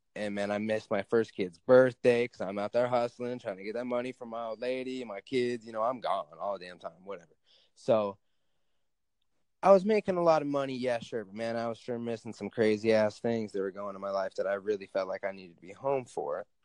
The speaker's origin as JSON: {"language": "English", "region": "Alaska", "country": "United States", "tie": "born or raised there", "said": "I live in Alaska. I grew up in Alaska."}